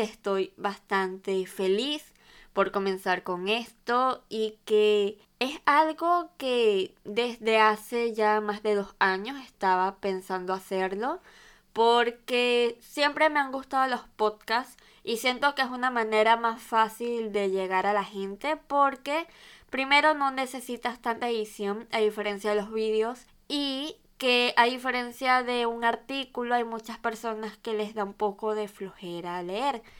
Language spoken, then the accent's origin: Spanish; Venezuela; moved away as an adult; now in Valencia, Spain; soy de Venezuela y actualmente vivo en España, específicamente en la ciudad de Valencia